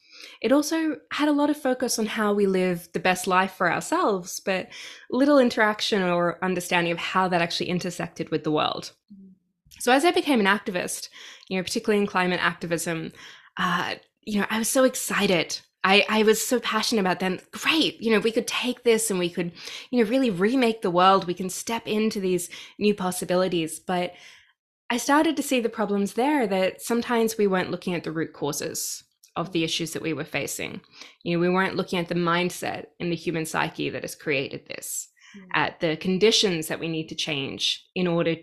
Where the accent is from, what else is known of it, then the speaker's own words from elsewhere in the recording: Australia; accent: Australian; moved away as an adult; now in Canada; I'm Australian, if you can hear my accent.